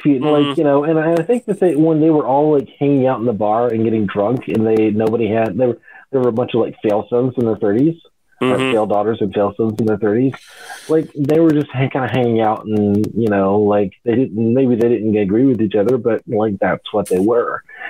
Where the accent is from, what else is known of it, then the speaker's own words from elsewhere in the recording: California, United States; yeah, I grew up in Southern California. I've been drinking Corona since I was 17 years old